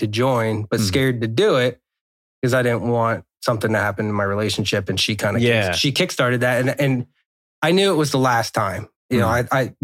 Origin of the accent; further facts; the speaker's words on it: Pennsylvania, United States; also born or lived in Arizona; We moved from Arizona when I was 4 to Pennsylvania